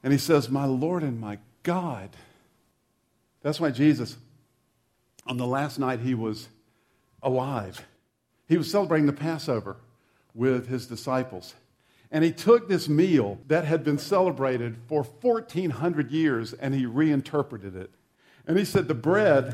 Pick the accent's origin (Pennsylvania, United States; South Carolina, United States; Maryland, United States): South Carolina, United States; the church I grew up in South Carolina